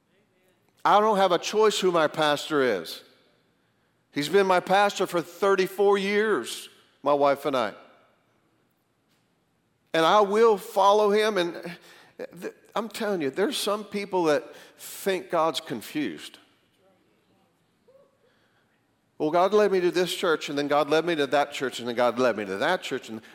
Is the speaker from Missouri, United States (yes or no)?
no; Greensboro, North Carolina, United States; moved away as an adult; also born or lived in Tulsa; I was from Greensboro, went out to Tulsa